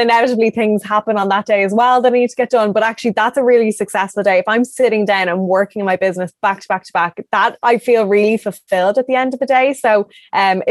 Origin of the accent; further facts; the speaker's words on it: Ireland; I'm from Ireland. The longest I've been away was 2 weeks.